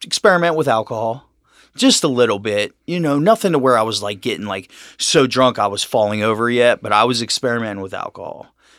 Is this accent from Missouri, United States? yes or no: no; Cincinnati, Ohio, United States; I was raised here in Cincinnati.